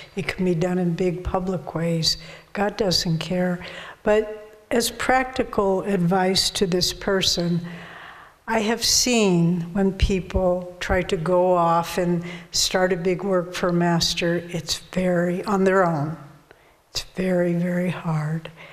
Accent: Argentina; English is a second language; from Argentina

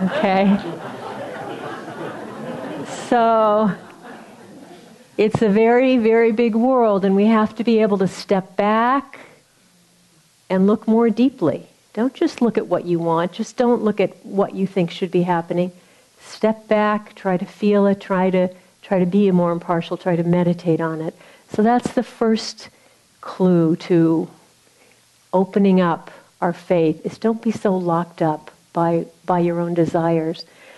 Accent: Missouri, United States; I'm from Missouri

